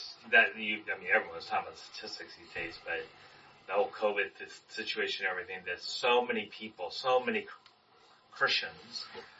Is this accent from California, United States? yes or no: yes; Anaheim, California, United States; I when I was born here in Anaheim, I have one sister who's a year and a half younger than me